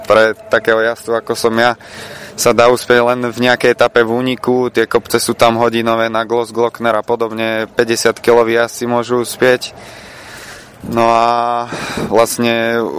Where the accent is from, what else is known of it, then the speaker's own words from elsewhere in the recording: Slovakia; v mojom rodnom meste som chcel uspieť